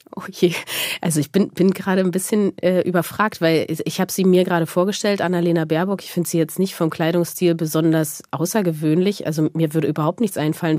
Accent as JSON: {"language": "German", "region": "East Germany", "country": "Germany", "said": "ich komme aus Ostdeutschland."}